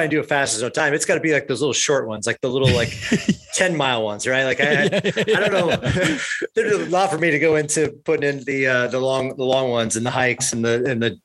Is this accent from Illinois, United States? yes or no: yes; Peoria, Illinois, United States; I'm originally from Peoria, Illinois. So I'm a Midwest guy at heart.